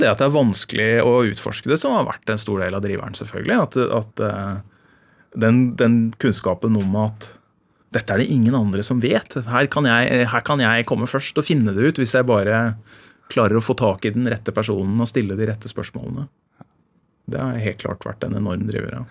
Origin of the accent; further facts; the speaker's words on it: Indre Østfold, Norway; Der jeg vokste opp i Indre Østfold